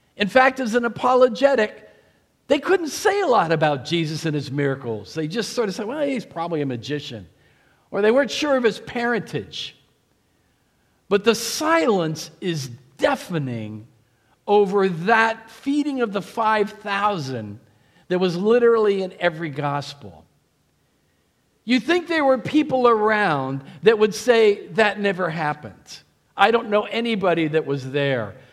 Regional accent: New Jersey, United States; moved away; also born or lived in Pennsylvania; I'm from Jersey.

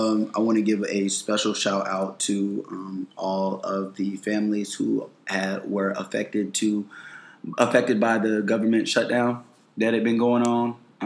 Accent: Florida, United States; I am from Florida

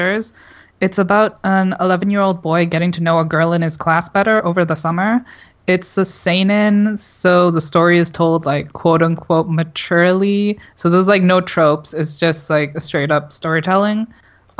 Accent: Canada; I'm Canadian

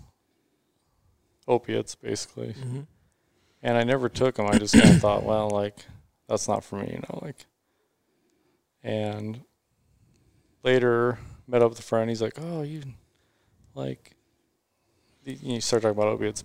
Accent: Mesa, Arizona, United States; So I grew up in Mesa. I've been here my whole life.

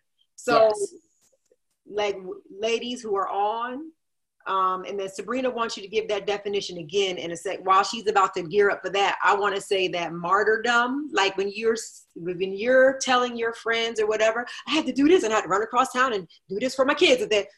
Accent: New Jersey, United States; I'm a Scorpio, I'm from Jersey

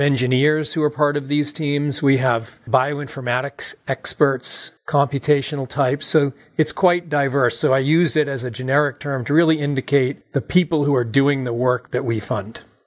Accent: Massachusetts, United States; also born or lived in California; I grew up in Massachusetts.

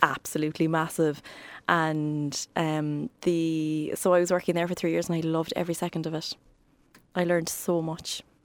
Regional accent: Cork, Munster, Ireland; also born or lived in Ballinlough, Cork / Douglas, Cork; I was born in Cork.

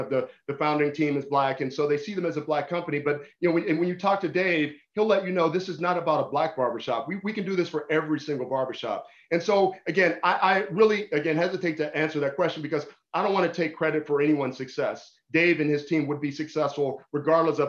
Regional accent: Pittsburgh, Pennsylvania, United States; I'm still the same kid I was growing up in Pittsburgh

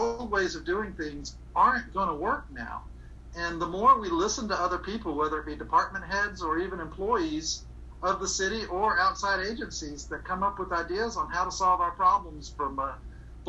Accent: Augusta, Georgia, United States; I'm from Augusta. I've been here my entire life

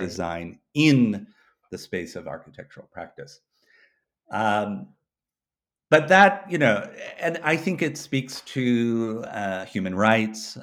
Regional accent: United States; moved away; also born or lived in Sydney, Australia; I'm an American citizen

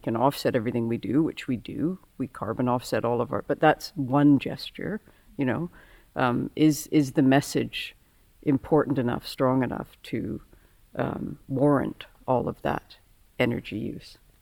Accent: Victoria, British Columbia, Canada; I grew up in Victoria, and so I'm from the west coast

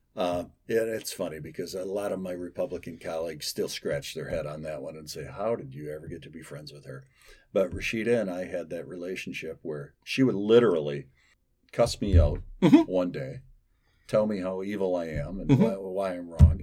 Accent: Holland, Michigan, United States; I'm from Holland

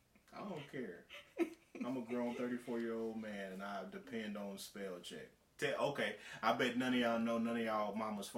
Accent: North Carolina, United States; We're from North Carolina.

